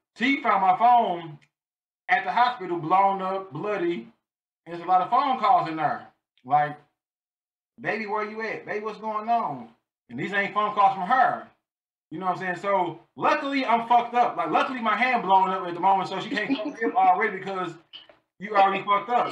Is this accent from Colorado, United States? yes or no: no; St. Louis, Missouri, United States; moved away as an adult; now in Baltimore, United States; I am from North St. Louis, Missouri. I currently live in Baltimore, Maryland.